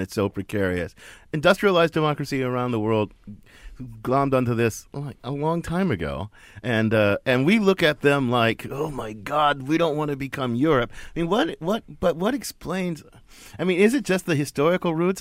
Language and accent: English; Midwest, United States; son of the Midwest